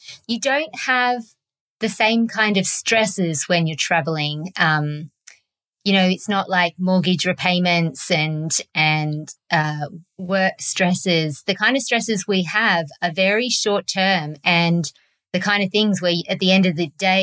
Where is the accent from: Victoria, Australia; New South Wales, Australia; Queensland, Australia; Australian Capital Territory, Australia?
New South Wales, Australia; Sydney; moved away; I'm from Sydney, Australia